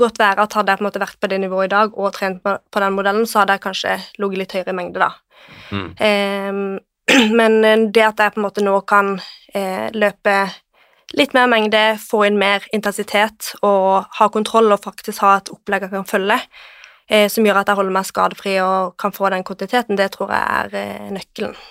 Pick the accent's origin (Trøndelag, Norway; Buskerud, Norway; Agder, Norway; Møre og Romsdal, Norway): Agder, Norway; Kristiansand; moved away as an adult; now in Oslo, Norway; jeg er fra Kristiansand.